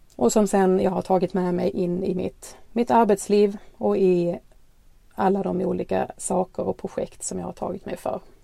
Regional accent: Skåne, Sweden; accent: Skåne dialect; bor i Skåne som ni säkert har hört på dialekten

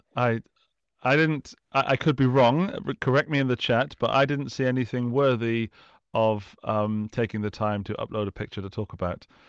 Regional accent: United Kingdom; as a Brit

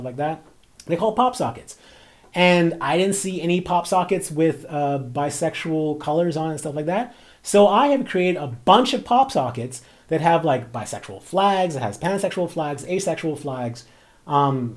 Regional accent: Bahamas; as a person who grew up in a black community, like, I'm from the Bahamas

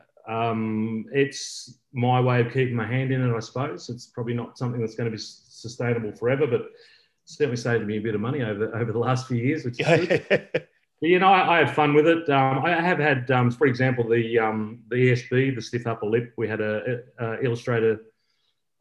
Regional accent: Bendigo, Victoria, Australia; now in Geelong, Australia; I grew up in Bendigo

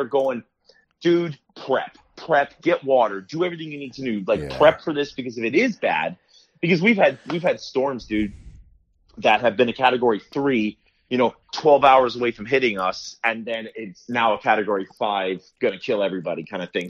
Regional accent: South Florida, United States; I was actually born and raised in South Florida

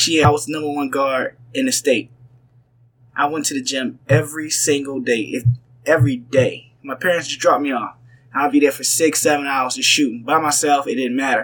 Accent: Savannah, Georgia, United States; moved away as an adult; I'm from Savannah, Georgia.

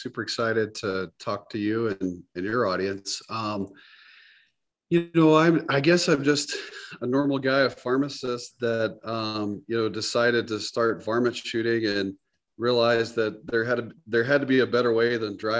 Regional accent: Georgia, United States; moved away as an adult; also born or lived in Alabama / North Carolina / Gainesville, Florida; now in Sioux Falls, United States; I was born in the South, born in Alabama, raised in Georgia, went to school in North Carolina, as you mentioned, did undergrad pharmacy school at Chapel Hill.

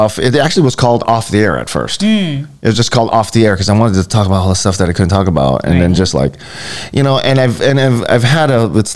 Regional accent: Hawaii, United States; I was born and raised here

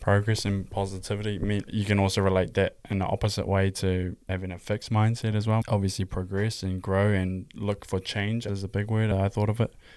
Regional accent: Hamilton, Waikato, New Zealand; I'm twenty-three. I'm from Hamilton, New Zealand.

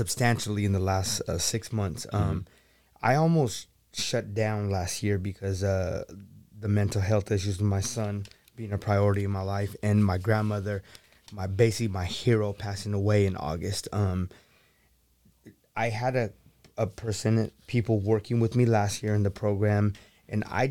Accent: the Bay Area / Silicon Valley, California, United States; moved away as an adult; now in Sacramento, United States; I'm from the Bay, working at Google and growing up in Silicon Valley

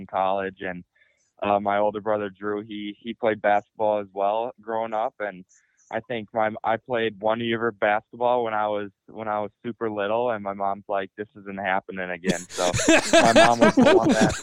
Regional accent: Lakeville, Minnesota, United States; going through the youth program here in Lakeville

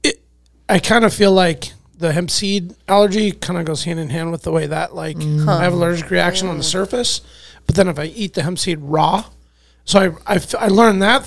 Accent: Alaska, United States; born and raised in Alaska

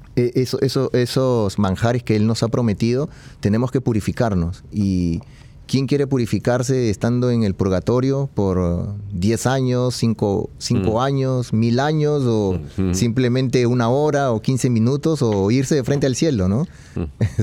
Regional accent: Peru; yo, soy de Perú

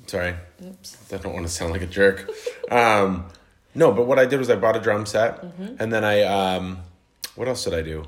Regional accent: Colorado Springs, Colorado, United States; I am from Colorado Springs, Colorado

